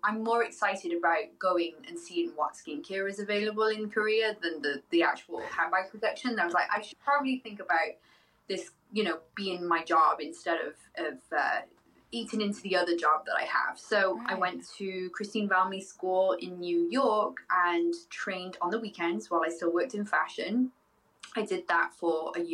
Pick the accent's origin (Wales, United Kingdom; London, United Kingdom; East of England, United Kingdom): Wales, United Kingdom; moved away as an adult; also born or lived in Ohio; now in United States; I grew up in Wales